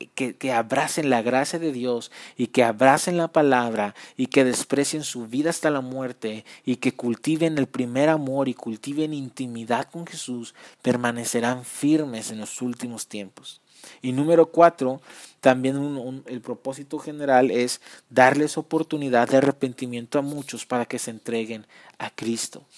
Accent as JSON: {"language": "Spanish", "country": "Mexico", "said": "yo soy mexicano"}